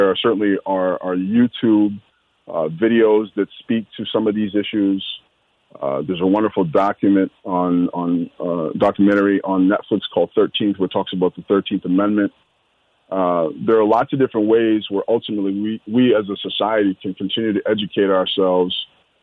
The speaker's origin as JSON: {"language": "English", "town": "Minneapolis", "region": "Minnesota", "country": "United States", "tie": "born or raised there", "said": "growing up in South Minneapolis"}